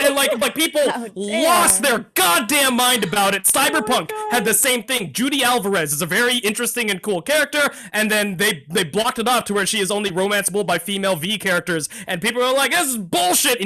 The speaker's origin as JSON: {"language": "English", "region": "Texas", "country": "United States", "tie": "born or raised there", "said": "I grew up in Texas"}